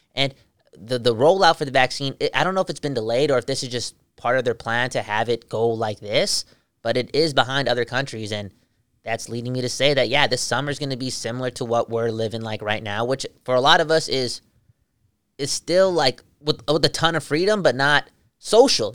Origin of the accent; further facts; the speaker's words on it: Vancouver, British Columbia, Canada; We're from Vancouver